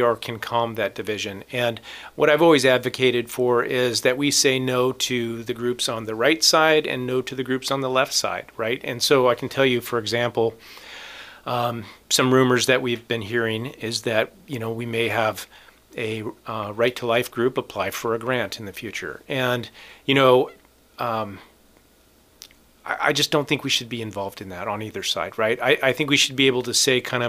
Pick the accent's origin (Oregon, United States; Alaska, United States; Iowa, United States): Alaska, United States; I was born and raised in Alaska, but not here in Ketchikan.